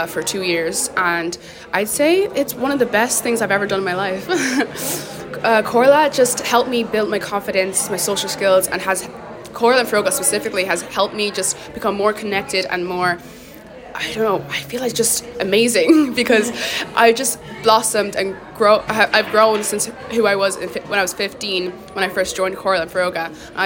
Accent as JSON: {"language": "English", "town": "Kilkenny", "region": "Leinster", "country": "Ireland", "said": "I'm 17 and I'm from Kilkenny City."}